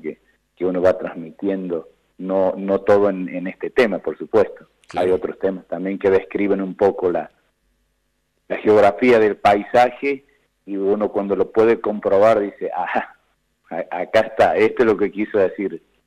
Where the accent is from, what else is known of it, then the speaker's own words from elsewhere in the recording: San Luis, Argentina; de dónde venimos, quiénes somos, cómo fue San Luis